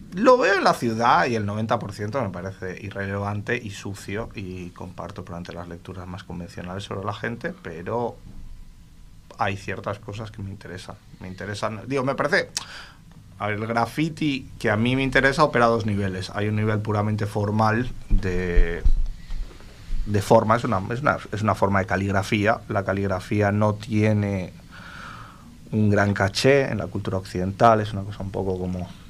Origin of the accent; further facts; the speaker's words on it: Uruguay; yo soy medio uruguayo, de hijo de inmigrantes gallegos también, yugoslavos, franceses, un poco como muchos uruguayos